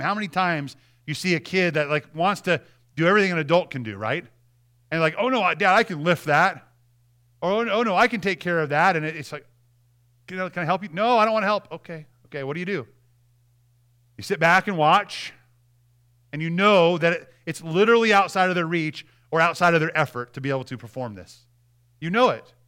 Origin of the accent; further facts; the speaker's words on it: Montana, United States; I'm from Montana